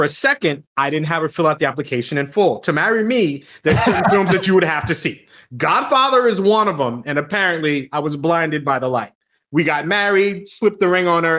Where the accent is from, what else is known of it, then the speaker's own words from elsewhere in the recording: Long Island, New York, United States; moved away; I grew up in Long Island